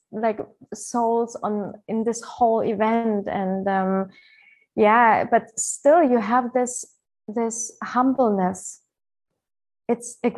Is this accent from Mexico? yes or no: no; Ukraine; born there; English is a second language; also born or lived in Germany; I was born in Ukraine, but I lived like a long time of my life in Germany.